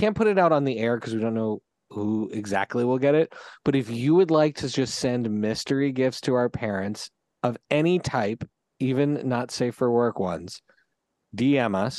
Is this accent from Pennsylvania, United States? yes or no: yes; Philadelphia, Pennsylvania, United States; growing up in Philadelphia